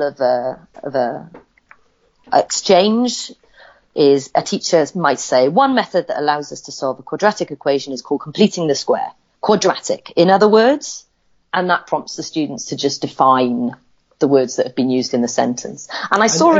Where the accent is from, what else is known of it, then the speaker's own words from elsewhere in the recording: Wales, United Kingdom; accent: Welsh; I am Welsh